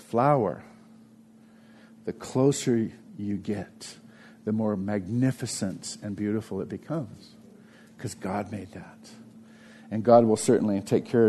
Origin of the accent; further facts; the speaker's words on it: United States; I'm 100% American. I'm an American.